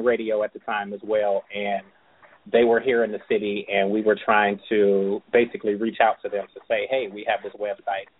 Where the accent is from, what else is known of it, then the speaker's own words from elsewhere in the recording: Cleveland, Ohio, United States; I'm from Cleveland, Ohio.